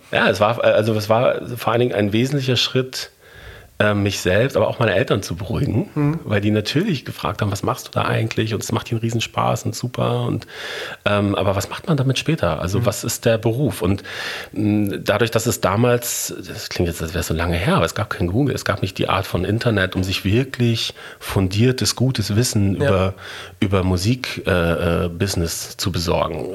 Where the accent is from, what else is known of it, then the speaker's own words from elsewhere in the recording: Bochum, North Rhine-Westphalia, Germany; moved away as an adult; also born or lived in Munich / Berlin / Hamburg; Ich bin in Bochum geboren und aufgewachsen